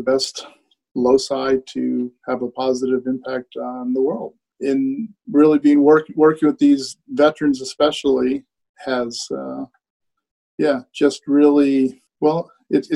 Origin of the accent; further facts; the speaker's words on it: Hawaii, United States; moved away; I grew up in Hawaii where cannabis was decriminalized